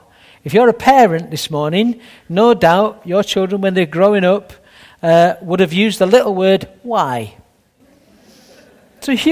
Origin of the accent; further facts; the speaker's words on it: Sheffield, Yorkshire and the Humber, United Kingdom; I'm a Yorkshire lad myself from Sheffield